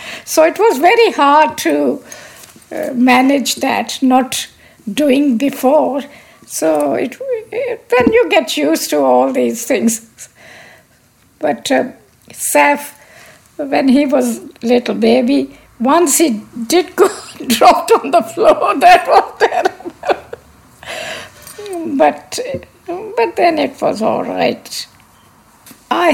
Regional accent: Lahore, Punjab, Pakistan; moved away; I was born in Lahore, Pakistan. I was educated in Pakistan.

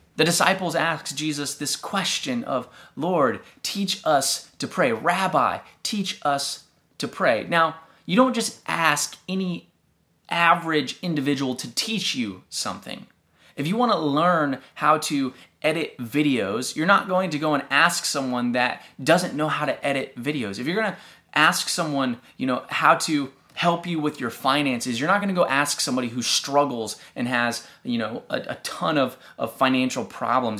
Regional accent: Texas, United States; growing up in Texas

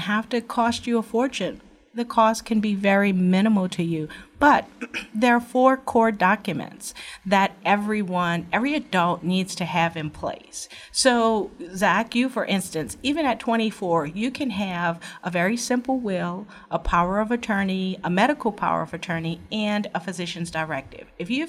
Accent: New Orleans, Louisiana, United States; I am from New Orleans originally and graduated from LSU Paul M. Hebert Law Center and worked at Southeast Louisiana Legal Services for 12 years in New Orleans doing poverty law.

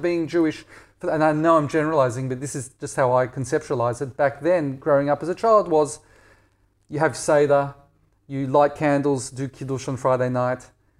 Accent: Perth, Western Australia, Australia; So living in Perth was idyll

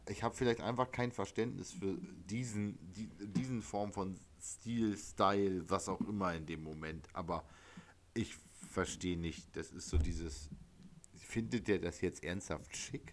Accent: East Frisia, Lower Saxony, Germany; südlich von Oldenburg ist für mich eh alles Bayern als gebürtiger Ostfriese

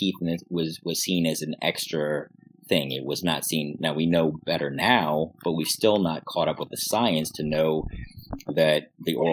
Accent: Colorado, United States; now in Pittsburgh, United States; I'm originally from Colorado

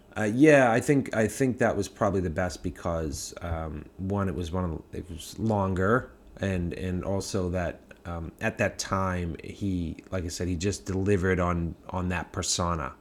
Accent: Massachusetts, United States; moved away; also born or lived in New York; growing up in Massachusetts and being in New York

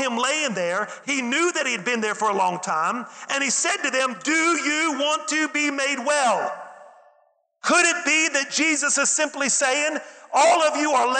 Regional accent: West Virginia, United States; I'm from West Virginia, and everybody in West Virginia knows everything

